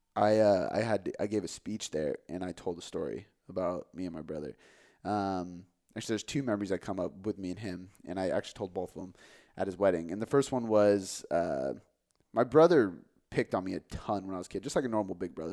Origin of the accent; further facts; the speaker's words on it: Des Moines, Washington, United States; I grew up in Des Moines